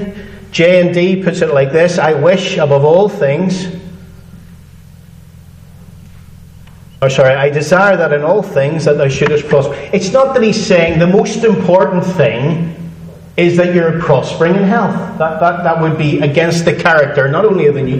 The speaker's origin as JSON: {"language": "English", "region": "Northern Ireland", "country": "United Kingdom", "said": "I'm from Northern Ireland"}